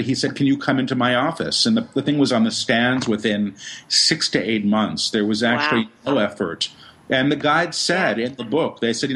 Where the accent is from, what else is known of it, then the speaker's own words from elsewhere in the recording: New York City, New York, United States; I was raised in Manhattan